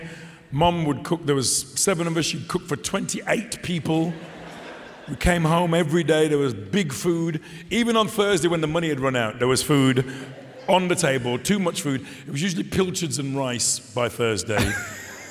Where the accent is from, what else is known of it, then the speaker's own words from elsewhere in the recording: Dudley, West Midlands, United Kingdom; I'm from Dudley